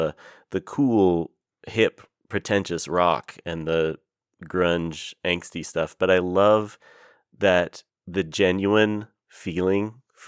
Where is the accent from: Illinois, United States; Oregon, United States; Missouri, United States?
Oregon, United States; as a kid growing up in Oregon